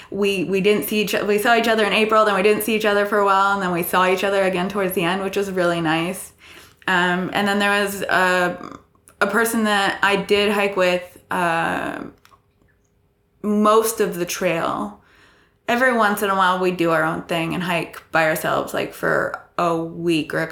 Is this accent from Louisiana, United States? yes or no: no; Iowa, United States; accent: neutral American; also born or lived in Texas / California; I'm from Iowa. I, I have more of a neutral accent when it comes to Americans, uh, but I have lived in Texas and California for a bit.